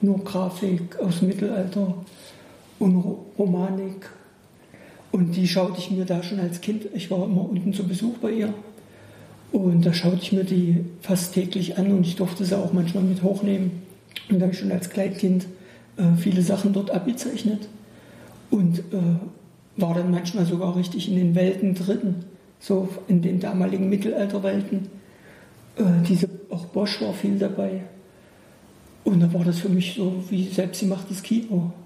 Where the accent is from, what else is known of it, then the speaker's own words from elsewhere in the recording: Bernburg, Saxony-Anhalt, Germany; moved away; ich bin aus Bernburg, so eine große Garnisons, sowjetische Garnisonsstadt, fast ja, so ungefähr. Riesige Russenkaserne. Wir sind mit den Menschen groß geworden